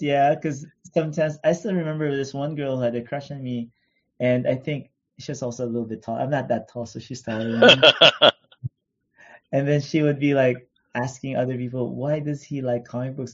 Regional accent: Philippines; now in Los Angeles, United States; We didn't have that much money growing up in the Philippines

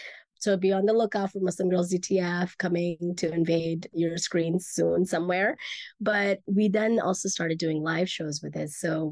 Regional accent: Mississippi, United States; And when I was growing up in Mississippi, I had some Black friends, but my closest friends were white.

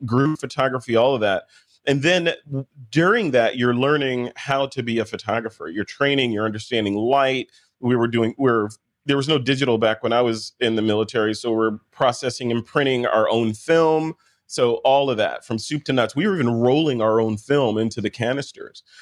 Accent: United States; accent: American; this boring American accent that I have

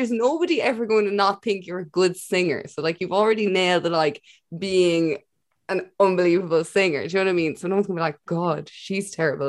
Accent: Ireland; as an Irish person.

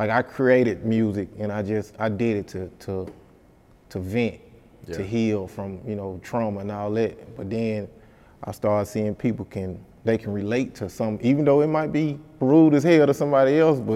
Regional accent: Helena, Arkansas, United States

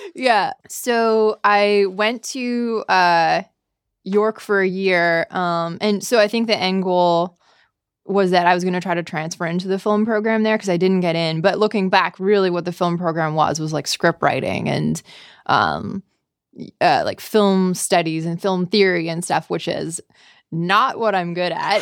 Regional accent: Bracebridge, Ontario, Canada; accent: Canadian; moved away as an adult; now in San Francisco, United States; I am from a small town called Bracebridge.

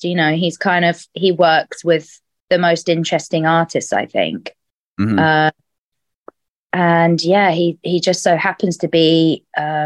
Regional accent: London, United Kingdom; I was born and raised in London, and have never left London

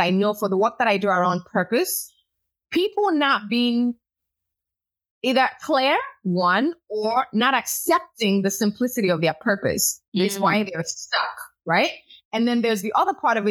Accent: Nigeria; moved away; also born or lived in Chicago, United States; I was born in Chicago, raised in Nigeria, and I'm of the Yoruba culture

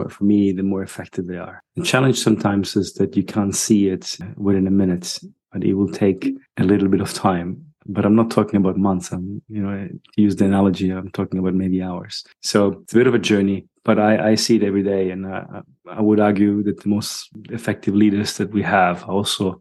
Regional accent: Germany; moved away as an adult; also born or lived in England / Dubai / Sydney, Australia / Greece; now in Madeira, Portugal; I was born in Germany. And when people ask me where you're from, I still don't know where I'm from. I usually say my passport is Italian. And then I grew up in Germany.

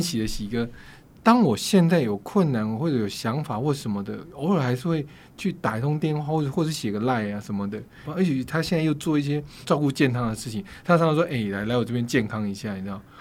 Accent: Yilan County, Taiwan; 我家乡在宜兰嘛

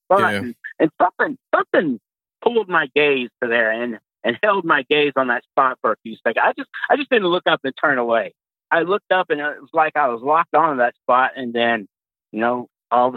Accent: Pasadena, Texas, United States; moved away as an adult; now in Fort Wayne, United States; I was born and raised in Texas, specifically Pasadena.

